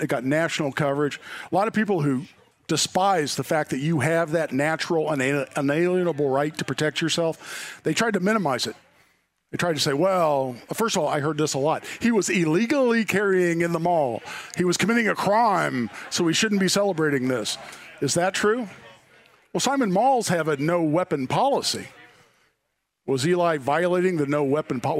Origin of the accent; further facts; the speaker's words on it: Indianapolis, Indiana, United States; I grew up in Indy